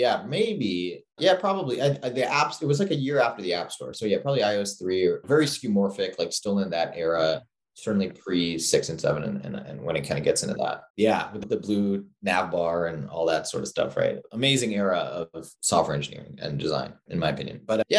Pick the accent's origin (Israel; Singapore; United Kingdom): Singapore; also born or lived in New York; I grew up in Singapore. I was born in New York to immigrant parents from India, but then they kind of expatriated to Singapore